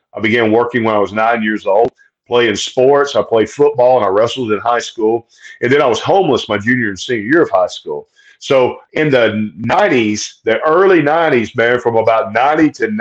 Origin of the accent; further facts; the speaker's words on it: Oxford, Alabama, United States; I'm a Southern boy, man. I'm born and raised in Alabama and lived here my entire life just adjacent to Georgia